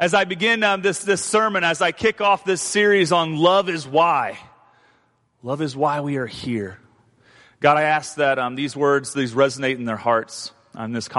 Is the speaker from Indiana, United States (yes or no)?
yes; Indiana, United States; moved away; I'm from Indiana, and we don't have hurricanes in Indiana.